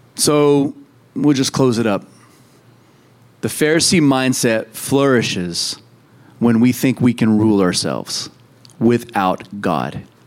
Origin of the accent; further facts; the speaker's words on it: United States; we're American